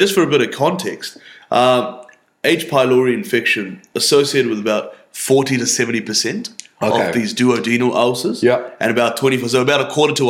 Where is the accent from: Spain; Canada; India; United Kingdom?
India; accent: Indian; as the gin hits you and as my Indian accent arises out of my suppression of it, we're just going to lose sight of how to say Helicobacter.